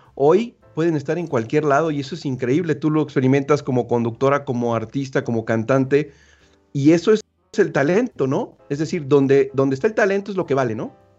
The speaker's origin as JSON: {"language": "Spanish", "region": "Veracruz", "country": "Mexico", "said": "Yo soy de Veracruz"}